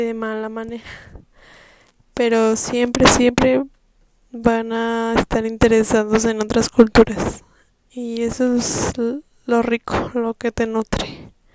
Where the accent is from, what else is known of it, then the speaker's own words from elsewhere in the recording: Mexico; Yo soy mexicana